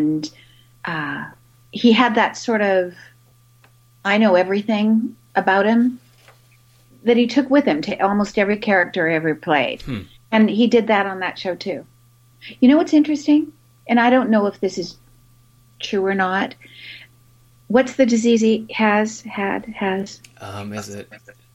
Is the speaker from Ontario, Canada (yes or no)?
no; Vancouver, British Columbia, Canada; I grew up in Canada, in Vancouver.